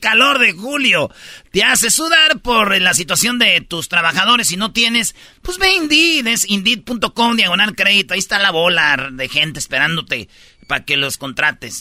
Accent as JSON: {"language": "Spanish", "region": "Michoacán", "country": "Mexico", "said": "yo soy de Michoacán"}